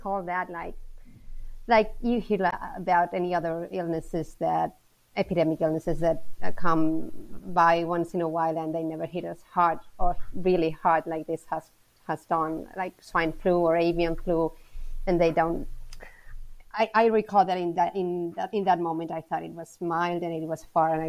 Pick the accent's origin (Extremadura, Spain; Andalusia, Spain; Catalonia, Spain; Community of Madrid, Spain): Community of Madrid, Spain; Madrid; I'm from Madrid, so I studied here and I got my degree in a local university here